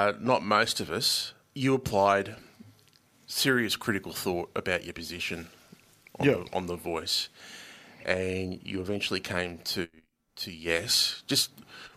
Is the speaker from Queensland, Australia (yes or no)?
no; Euroa, Victoria, Australia; I grew up in Euroa